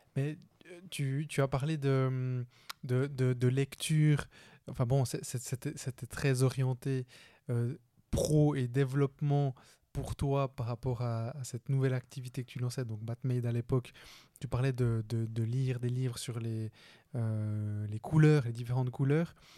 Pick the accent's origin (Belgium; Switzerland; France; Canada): Switzerland; on vit en Suisse. Euh, moi, je suis né en Suisse. Premier de ma famille, je suis colombien. Premier de ma famille à être né en Suisse